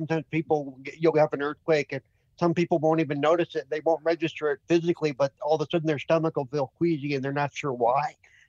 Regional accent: California, United States; I grew up in California

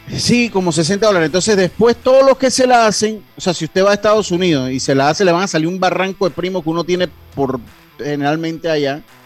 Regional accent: Panama; como panameño que soy

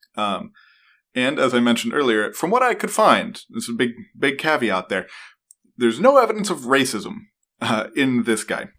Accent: New York, United States; now in Pennsylvania, United States; as a New Yorker

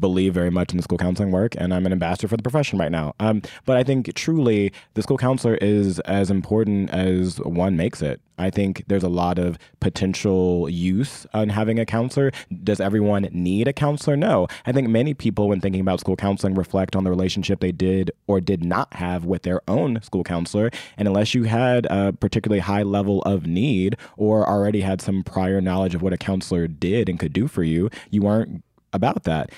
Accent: Indianapolis, Indiana, United States; I grew up in Indianapolis, Indiana

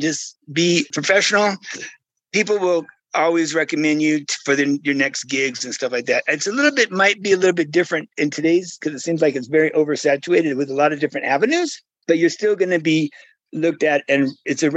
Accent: Modesto, California, United States; I'm from Modesto

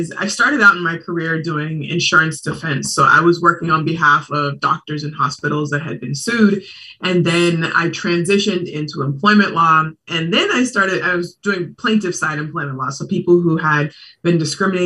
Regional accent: Portland, Oregon, United States; moved away as an adult; now in Bay Area, United States; I was born and raised in Portland.

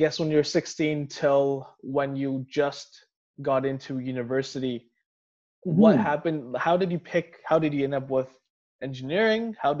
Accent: Surrey, British Columbia, Canada; also born or lived in Edmonton; I grew up here in Surrey

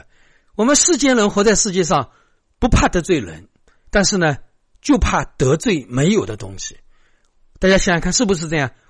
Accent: China; 所以我们中国人的礼是很多。

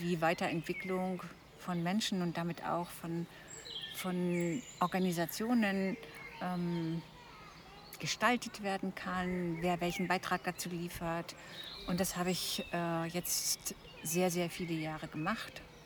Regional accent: East Frisia, Lower Saxony, Germany; moved away; bin gebürtige Ostfriesin

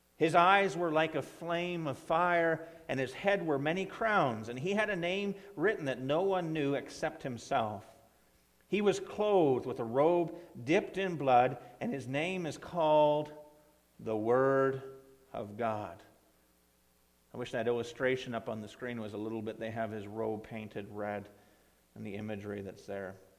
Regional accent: Ontario, Canada; now in Coldstream, Canada; my hometown there in, back in Ontario

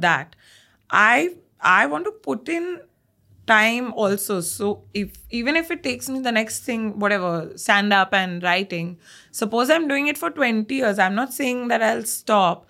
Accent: Bangalore, Karnataka, India; I'm a Punjabi that's more South Indian because I've been born and brought up in Bangalore

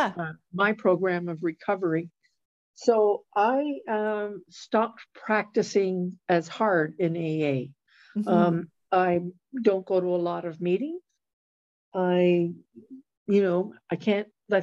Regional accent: Ottawa Valley, Quebec, Canada; I was born and bred in the Ottawa Valley in Quebec

